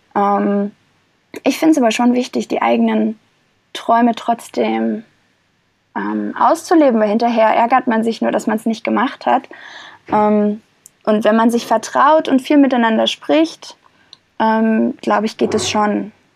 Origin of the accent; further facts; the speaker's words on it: Germany; Ich war ja schon mal zehn Monate ähm, nicht in Deutschland und habe woanders gelebt